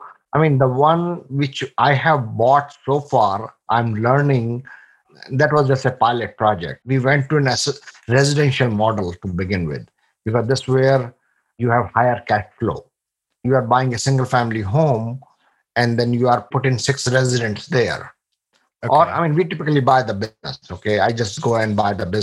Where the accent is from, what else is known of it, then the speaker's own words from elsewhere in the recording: India; moved away as an adult; now in United States; I come from India. I came here in 1998 in January with $150 in my pocket